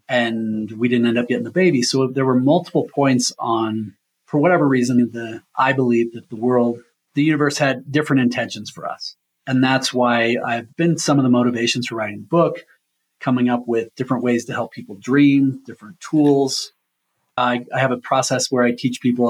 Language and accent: English; Omaha, Nebraska, United States; also born or lived in Leadville, Colorado; I'm born and raised in Omaha